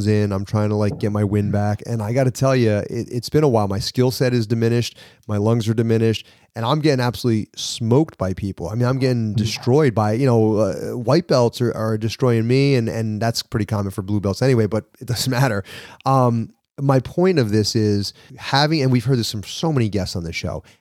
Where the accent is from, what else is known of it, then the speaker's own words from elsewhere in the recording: New York, United States; accent: New York; my New York accent